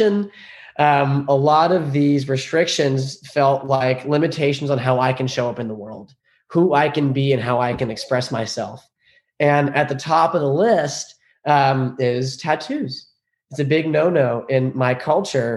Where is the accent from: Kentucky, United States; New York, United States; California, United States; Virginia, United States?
New York, United States; Long Island; I was raised in Long Island, New York. My parents moved here from Iran. I was the first generation born in the States